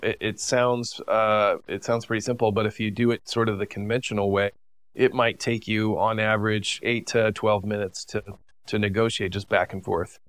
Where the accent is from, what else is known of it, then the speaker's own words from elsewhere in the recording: United States; growing up in the United States